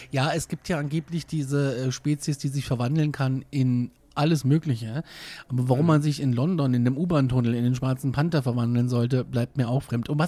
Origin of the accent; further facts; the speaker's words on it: Hesse, Germany; born there; now in Bavaria, Germany; Ich bin ja Hesse. Ja, gebürtiger. aber ausgeklappter.